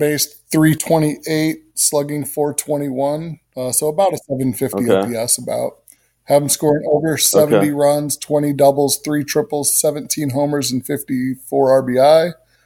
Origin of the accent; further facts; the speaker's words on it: St. Louis, Missouri, United States; moved away as an adult; now in Kansas City, United States; I moved away from St. Louis in 2004